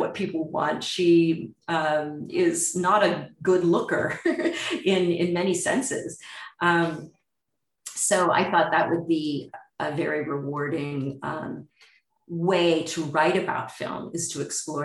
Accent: United States; if you're an American

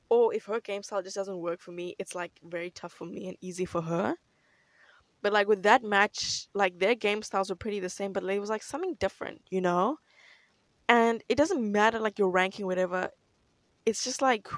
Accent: South Africa

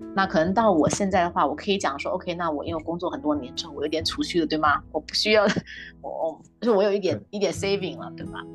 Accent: China; now in Canada; 我们中国人

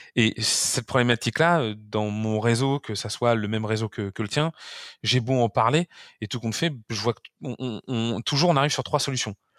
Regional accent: France; chez nous en France

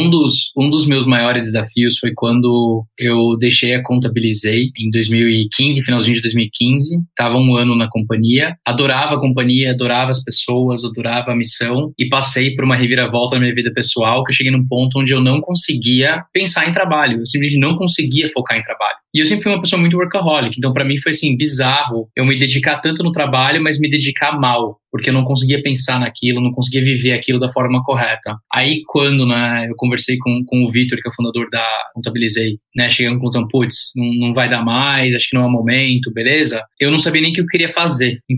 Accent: United States; also born or lived in Spain; now in Brazil; Eu cresci fora do Brasil, cresci nos Estados Unidos, boa parte da minha infância, é, fiz faculdade na Espanha, Aí eu falei, ah, eu sei que eu quero ir embora do Brasil

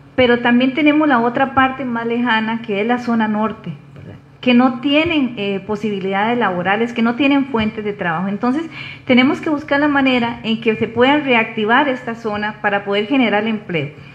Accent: Grecia, Alajuela, Costa Rica; soy, soy griega, o sea, nací aquí

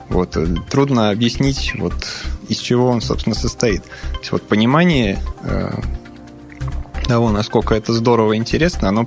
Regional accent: Serbia; Russian is a second language; now in Russia; Из Сербии, да. но живу в России очень давно, поэтому Россию считаю своей второй родиной.

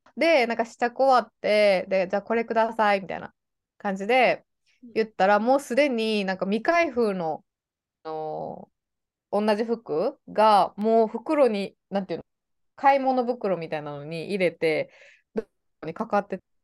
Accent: Japan; moved away as an adult; now in Toronto, Canada; いつ日本に帰ってくるか分からへん

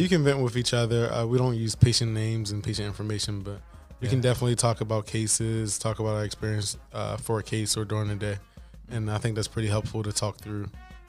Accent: Baltimore, Maryland, United States; moved away as an adult; now in Los Angeles, United States; also anesthesiologist from Baltimore, Maryland, and been here for about 4 years.

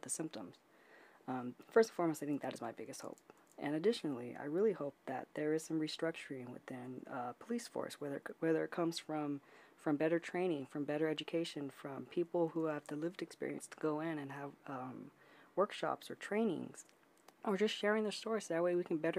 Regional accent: United States

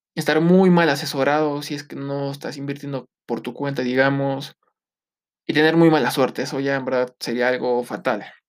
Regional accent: Mexico

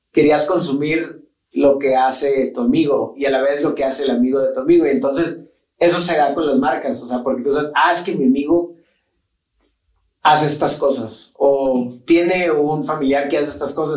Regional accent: Mexico; somos mexicanos y aquí estamos

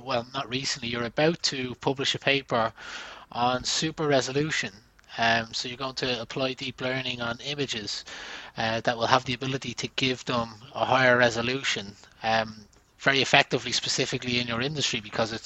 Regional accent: Ireland; I come from Ireland, we're called the Emerald Isle.

